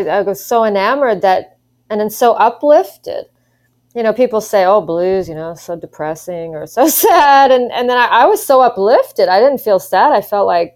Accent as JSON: {"language": "English", "town": "Ottawa", "region": "Ontario", "country": "Canada", "also_born_or_lived": "Vancouver, Canada", "moved": "as an adult", "lives_now": "Texas, United States", "said": "I was from Ottawa"}